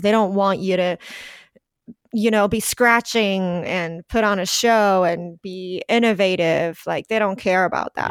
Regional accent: Taiwan; English is a second language; also born or lived in New Zealand; now in Los Angeles, United States

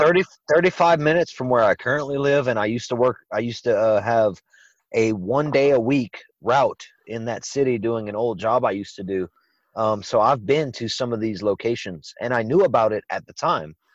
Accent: Louisiana, United States; it was shot in my home state

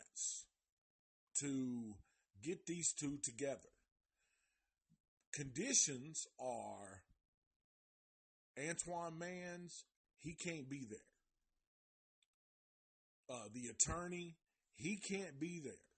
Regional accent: Nashville, Tennessee, United States; I'm from Nashville

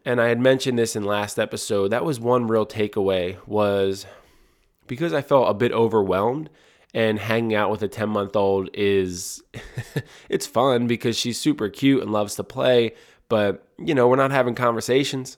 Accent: Audubon, New Jersey, United States; where … and I grew up in Audubon, New Jersey

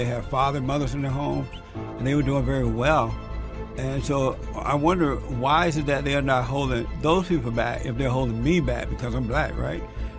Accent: Alabama, United States; I grew up in Alabama on a plantation, and I grew up under the Jim Crow laws.

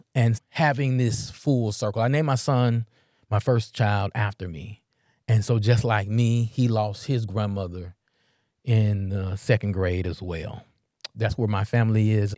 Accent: Memphis, Tennessee, United States; I'm from North Memphis

